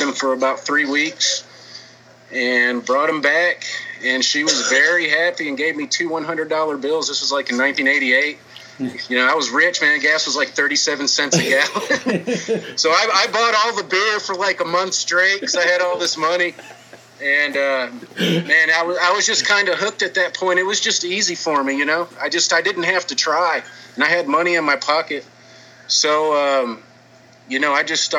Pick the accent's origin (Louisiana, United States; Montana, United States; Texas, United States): Texas, United States; Dickinson; I'm from Dickinson, Texas. It's a very small town outside of Houston